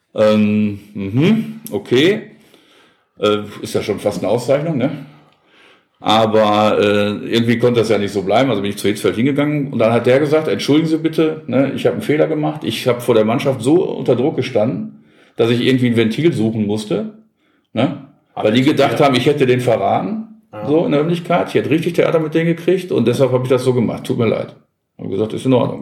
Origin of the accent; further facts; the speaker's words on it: Gelsenkirchen, North Rhine-Westphalia, Germany; ich bin in Gelsenkirchen geboren